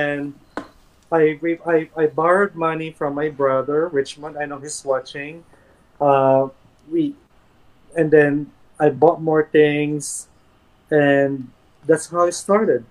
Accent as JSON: {"language": "English", "country": "Philippines", "also_born_or_lived": "Manila / Los Angeles / New York City", "moved": "as an adult", "lives_now": "United States", "said": "I went home for the very first time to the Philippines. Very emotional trip kasi 8 years kasi US without coming home"}